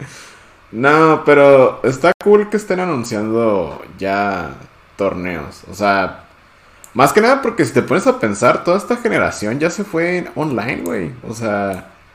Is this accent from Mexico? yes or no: yes; Mexico; nosotros que somos de México